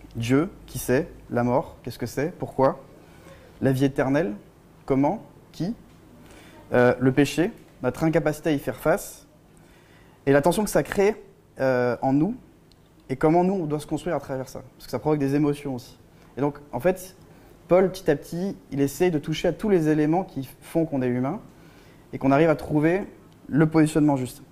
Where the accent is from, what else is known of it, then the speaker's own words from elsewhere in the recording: France; en tant que Français